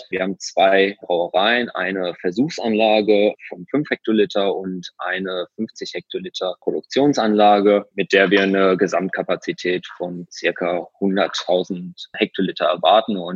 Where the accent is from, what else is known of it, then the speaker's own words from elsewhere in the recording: Oelde, North Rhine-Westphalia, Germany; Ich komme ja ursprünglich aus Oelde.